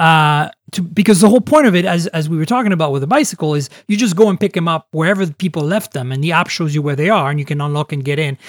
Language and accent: English; Canada; moved away; also born or lived in Europe; I grew up in Canada and in Europe